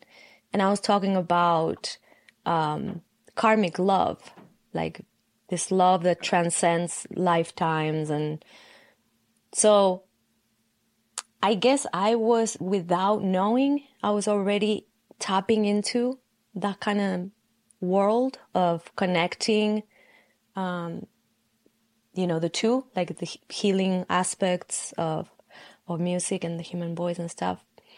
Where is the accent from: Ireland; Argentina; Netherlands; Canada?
Argentina; from Argentina.